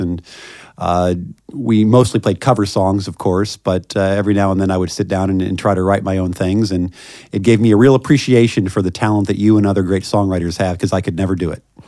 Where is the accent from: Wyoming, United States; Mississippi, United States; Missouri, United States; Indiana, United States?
Missouri, United States; Kansas City; moved away as an adult; now in Washington, D.C., United States; I, uh, grew up in Kansas City, Missouri